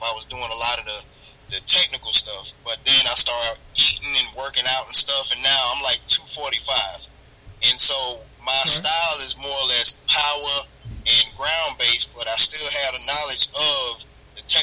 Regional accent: Milledgeville, Georgia, United States; from Millersville, Georgia. I am 42 years old

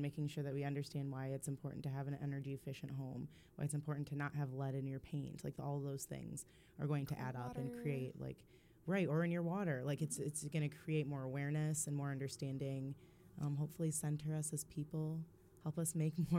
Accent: Holland, Michigan, United States; when I was growing up in Holland

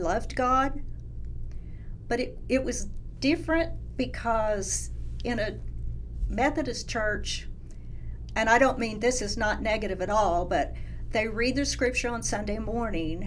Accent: Norman, Oklahoma, United States; I'm born and raised in Norman.

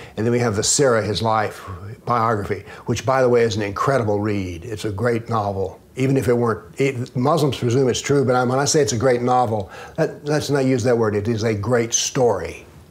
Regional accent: the Southern United States, United States; I'm a Southerner

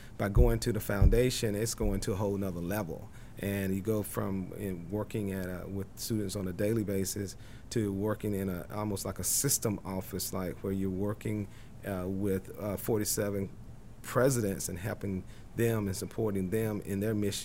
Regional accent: North Carolina, United States; now in Delaware, United States; I'm from North Carolina

